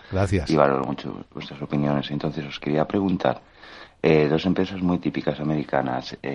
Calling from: Barcelona, Catalonia, Spain; Hola, muy buenos días, Luis Vicente … de Barcelona.

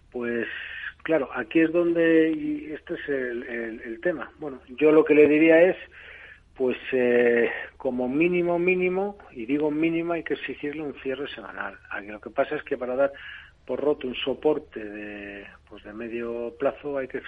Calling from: Bilbao, Basque Country, Spain; de Bilbao.

